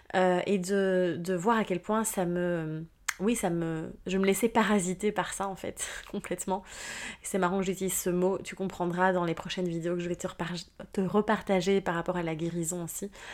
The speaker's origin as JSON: {"language": "French", "country": "Belgium", "tie": "born or raised there", "moved": "yes", "said": "mon retour en Belgique, hein, mon pays natal finalement, où finalement je reviens dans mes racines"}